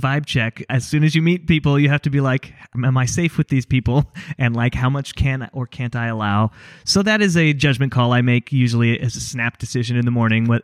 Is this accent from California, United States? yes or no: yes; Napa, California, United States; I grew up in Napa